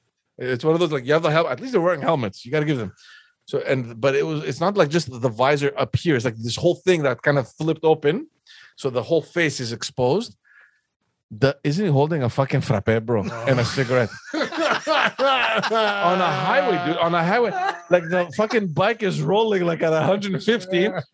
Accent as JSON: {"language": "English", "town": "Athens", "region": "Attica", "country": "Greece", "said": "So now you're thinking, I came from Athens where it's like insanity, everybody's just smoking everywhere."}